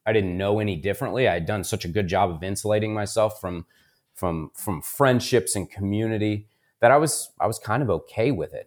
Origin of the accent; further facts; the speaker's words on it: Columbus, Ohio, United States; I was born and raised here in Columbus, Ohio